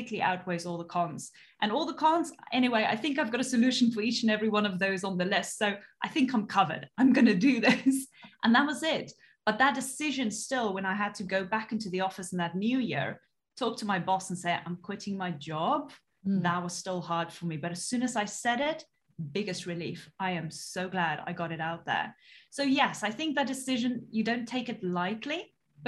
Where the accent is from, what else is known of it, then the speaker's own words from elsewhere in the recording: South Africa; moved away; originally I'm actually from South Africa and I came from such a small town. You know, there was literally growing up, there was one traffic light